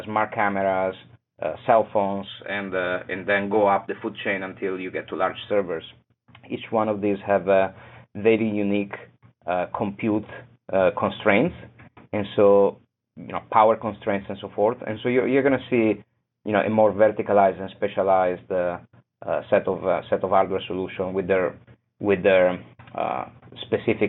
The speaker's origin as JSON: {"language": "English", "town": "Venice", "region": "Veneto", "country": "Italy", "also_born_or_lived": "Boston", "moved": "yes", "said": "I come from Venice"}